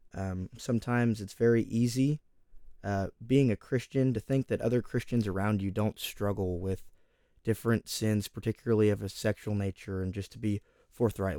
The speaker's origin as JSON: {"language": "English", "town": "Oakdale", "region": "California", "country": "United States", "also_born_or_lived": "Texas", "said": "I come from Oakdale, California. I'm currently out here in Texas, but I am from California."}